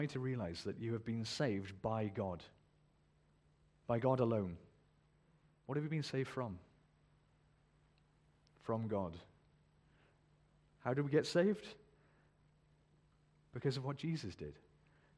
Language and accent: English; United Kingdom; We're very British. We don't boast, you know, we're British